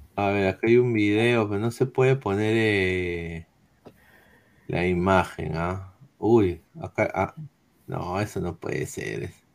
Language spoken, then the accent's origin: Spanish; Peru; Los ovnis llegan a mi Perú.